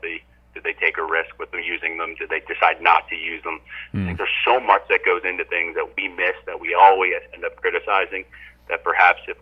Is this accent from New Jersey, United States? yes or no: yes; New Jersey, United States; moved away; also born or lived in Morgantown, West Virginia; I grew up in New Jersey